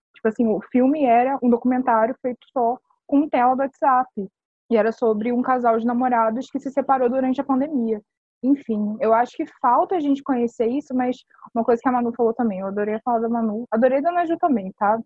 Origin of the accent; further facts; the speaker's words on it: Rio de Janeiro, Brazil; Eu sou do Rio, né? Eu nasci no Rio